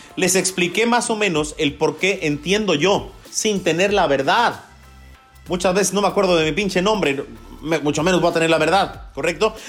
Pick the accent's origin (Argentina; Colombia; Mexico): Mexico; soy mexicano